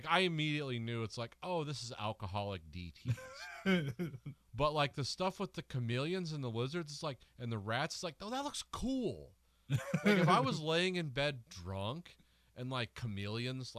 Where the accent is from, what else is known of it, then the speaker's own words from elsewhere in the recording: Midwest, United States; guys like us from the Midwest